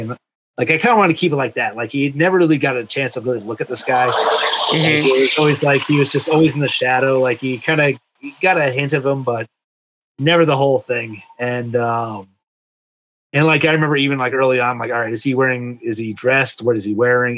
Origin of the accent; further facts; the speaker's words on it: Massachusetts, United States; now in Vermont, United States; I grew up in Massachusetts. I live in Vermont now